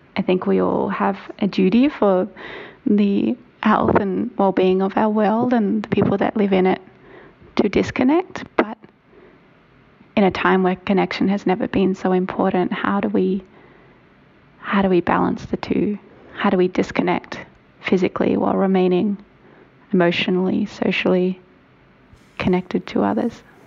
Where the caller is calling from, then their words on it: Melbourne, Victoria, Australia; I'm calling from Melbourne, Australia